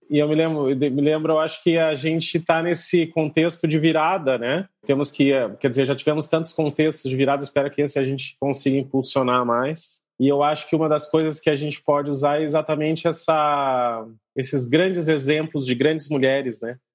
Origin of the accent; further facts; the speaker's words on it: Porto Alegre, Rio Grande do Sul, Brazil; also born or lived in Pernambuco; now in Recife, Brazil; eu sou lá de Porto Alegre, mas estou aqui para Pernambuco